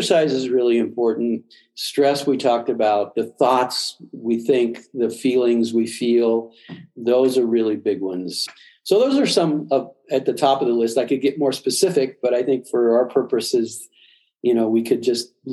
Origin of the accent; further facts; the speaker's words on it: Midwest, United States; I was brought up in the Midwest, meat and potatoes.